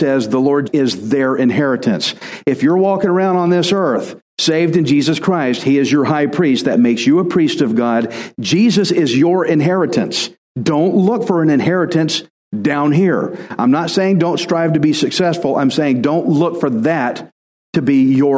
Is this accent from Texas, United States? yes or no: yes; Texas, United States; I'm Texan